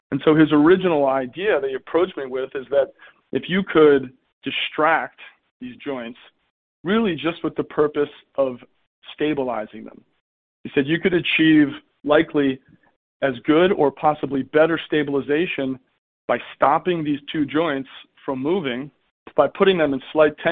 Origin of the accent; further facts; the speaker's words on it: East Coast, United States; moved away as an adult; now in San Francisco Bay Area, United States; I grew up on the East Coast.